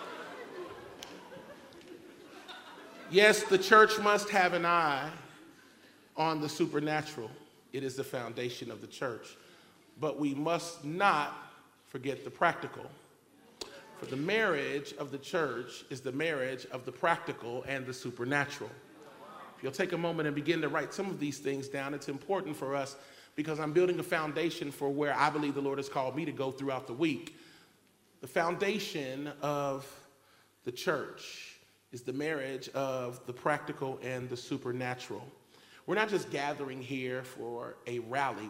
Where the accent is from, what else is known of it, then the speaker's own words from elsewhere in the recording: Cincinnati, Ohio, United States; the God who created me and birthed me in Cincinnati, Ohio in 1973